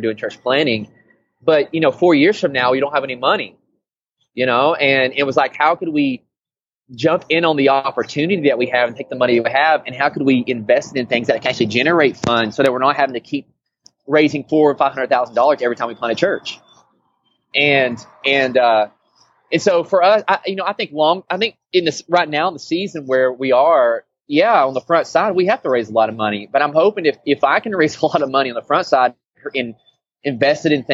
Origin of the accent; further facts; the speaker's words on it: Tennessee, United States; moved away as an adult; now in Portland, United States; I'm originally from Tennessee